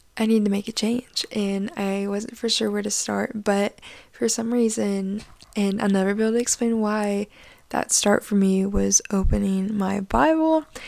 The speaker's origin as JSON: {"language": "English", "region": "Arkansas", "country": "United States", "tie": "born or raised there", "said": "I'm from Esmalta, Arkansas"}